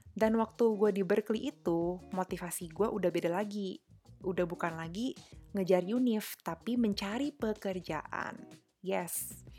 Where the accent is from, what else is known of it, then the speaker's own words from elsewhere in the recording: Jakarta, Indonesia; gue dari Jakarta